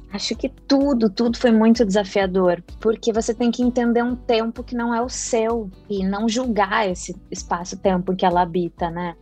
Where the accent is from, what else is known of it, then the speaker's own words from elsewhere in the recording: Porto Alegre, Rio Grande do Sul, Brazil; Eu sou do Rio Grande do Sul